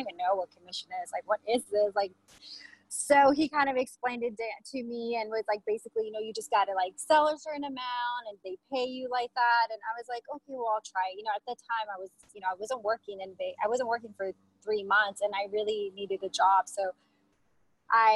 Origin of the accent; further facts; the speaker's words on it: California, United States; moved away as an adult; also born or lived in Los Angeles; now in Las Vegas, United States; I'm originally from California